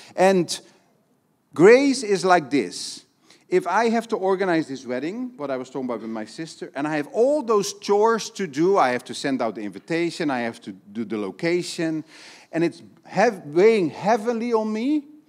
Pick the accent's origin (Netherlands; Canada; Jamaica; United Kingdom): Netherlands; now in Brazil; I'm from Holland